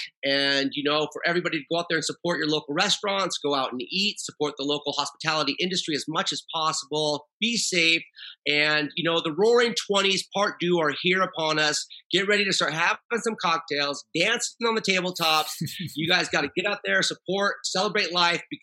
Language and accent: English; Oregon, United States; now in San Diego, United States; I'm from Oregon